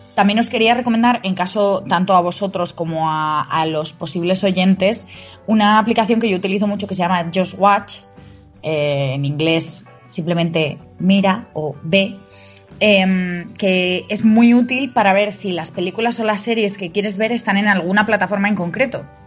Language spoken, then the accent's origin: Spanish; Spain; como españoles